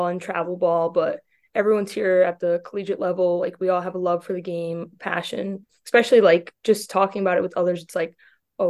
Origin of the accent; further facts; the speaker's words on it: Shelton, Connecticut, United States; I'm a freshman from Shelton, Connecticut.